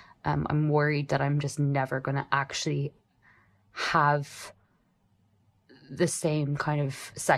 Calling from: Ireland; Hi, Damona. I am a listener from Ireland.

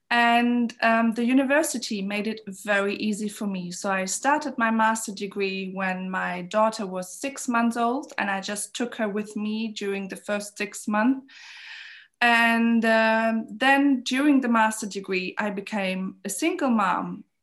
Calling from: Berlin, Germany; I'm calling in from Berlin

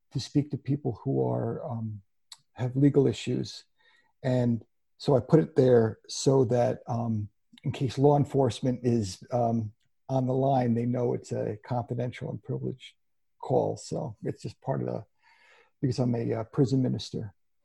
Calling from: Woodbury, Connecticut, United States; I'm calling in from Woodbury, Connecticut in the Litchfield Hills.

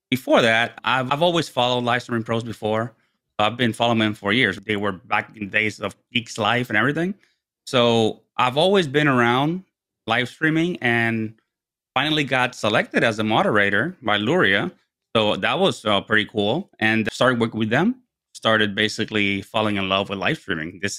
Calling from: Herndon, Virginia, United States; I am dialing in from Herndon, Virginia, which is about 30 miles west of Washington, D.C., our capital.

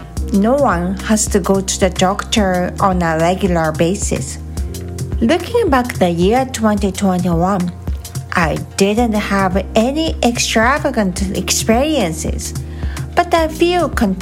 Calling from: Nagoya, Aichi, Japan; I'm recording from Nagoya.

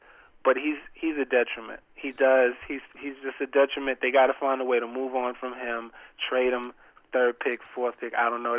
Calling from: Atlanta, Georgia, United States; from Atlanta.

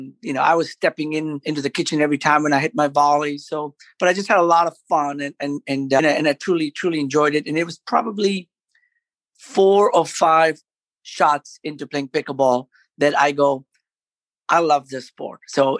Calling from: Owensboro, Kentucky, United States; I'm joining you from, I'm sitting in on top of a garage in Owensboro, Kentucky.

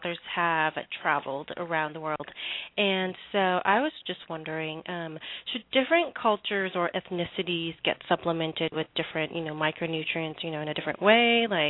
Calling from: San Diego, California, United States; I'm calling from San Diego.

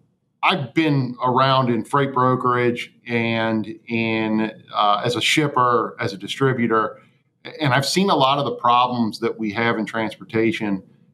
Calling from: Cincinnati, Ohio, United States; I'm coming in from Cincinnati.

